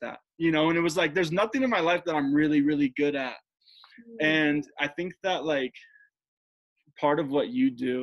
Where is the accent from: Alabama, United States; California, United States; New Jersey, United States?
New Jersey, United States; Jersey Shore; moved away as an adult; also born or lived in Denver, Colorado; I grew up in Jersey, at the Jersey Shore